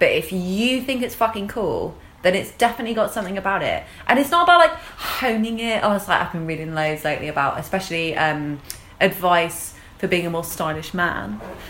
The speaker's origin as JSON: {"language": "English", "region": "England", "country": "United Kingdom", "said": "We're English and we disapprove."}